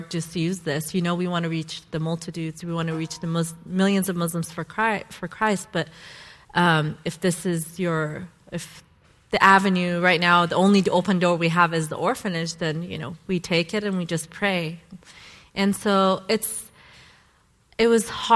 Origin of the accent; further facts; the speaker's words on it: Boise, Idaho, United States; moved away as an adult; also born or lived in Iran; I'm from Boise, Idaho, and that's where I grew up